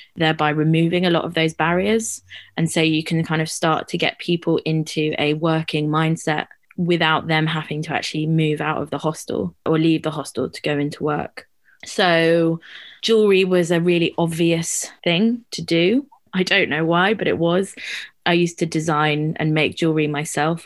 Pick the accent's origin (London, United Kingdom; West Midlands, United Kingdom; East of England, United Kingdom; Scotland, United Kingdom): London, United Kingdom; growing up in London